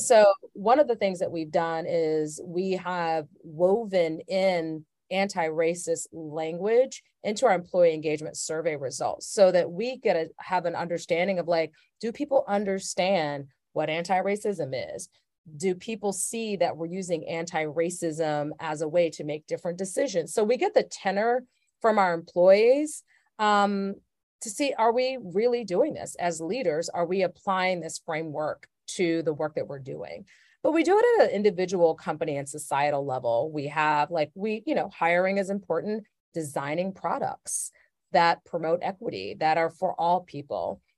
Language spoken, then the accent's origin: English; Atlanta, Georgia, United States; I grew up in Atlanta, Georgia in the seventies and eighties